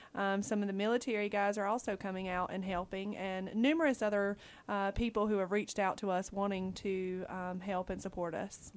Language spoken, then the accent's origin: English; Dillon, South Carolina, United States; moved away as an adult; now in Guam; I am originally from Dillon, South Carolina